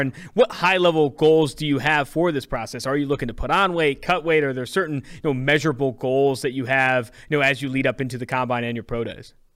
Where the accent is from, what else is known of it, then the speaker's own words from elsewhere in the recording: Oakland, California, United States; also born or lived in San Diego; I'm from California. I'm from Oakland, California. Went to school at San Diego State